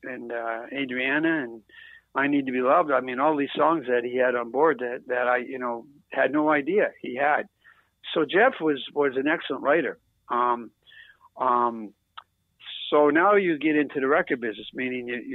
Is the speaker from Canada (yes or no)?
yes; East Coast, Atlantic Canada, Canada; moved away; I'm from the East Coast.